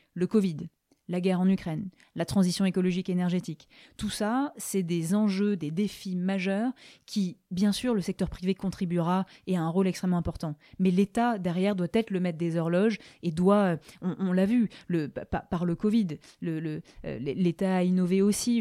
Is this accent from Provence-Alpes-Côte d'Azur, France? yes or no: yes; Aix-en-Provence, Provence-Alpes-Côte d'Azur, France; moved away; je suis exoise donc je suis d'Aix-en-Provence. Je suis extrêmement attachée à la région.